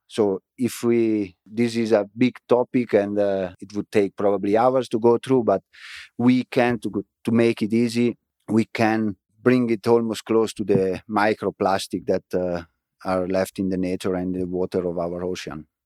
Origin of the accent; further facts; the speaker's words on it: Frassinoro, Emilia-Romagna, Italy; English is a second language; moved away; my hometown, Frasinoro